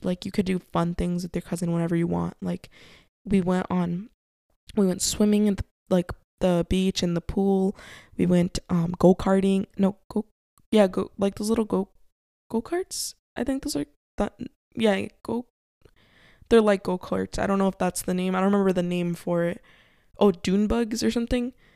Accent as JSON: {"language": "English", "town": "Covina", "region": "California", "country": "United States", "tie": "born or raised there", "said": "where we grew up in Covina"}